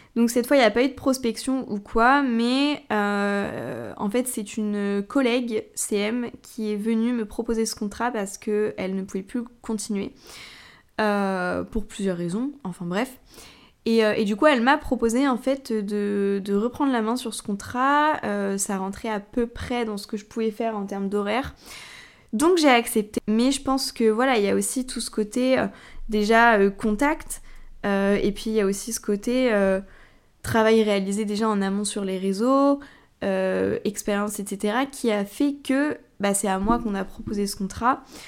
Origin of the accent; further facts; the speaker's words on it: Tours, Centre-Val de Loire, France; moi je suis de Tours